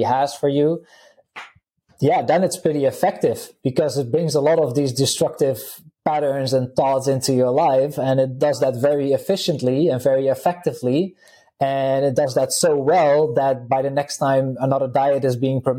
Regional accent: Netherlands; English is a second language; now in Slovenia; I'm originally from the Netherlands. People can probably pick it up a little bit from the accent. currently living in Slovenia

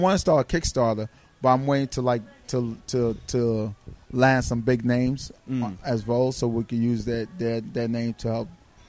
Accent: Brooklyn, New York, United States; I grew up in Brooklyn. My family's from Haiti.

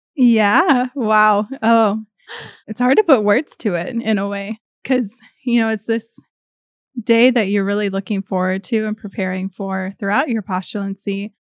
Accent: north of Rochester, southeast Minnesota, United States; moved away as an adult; also born or lived in Indiana; I am originally from Minnesota, southeast Minnesota, a little bit north of Rochester

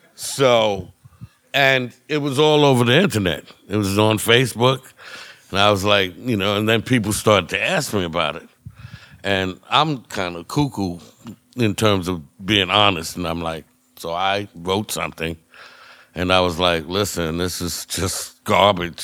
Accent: United States; I'm an American

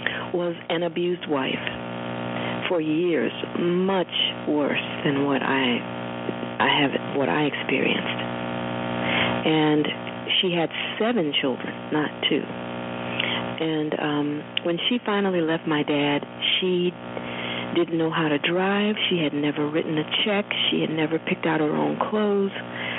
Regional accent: Roanoke, Virginia, United States; it wasn't so much growing up in Roanoke as it was seeing my mother change into this strong, self-determined person

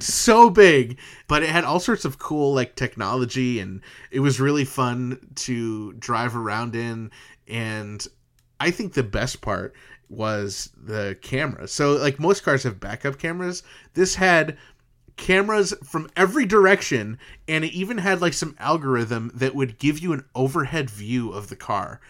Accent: East Coast, United States; we're from the East Coast

